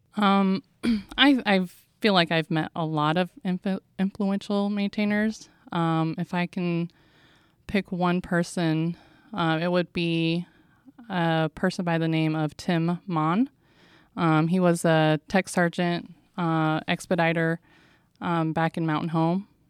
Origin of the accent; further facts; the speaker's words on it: San Diego, California, United States; I'm from San Diego, California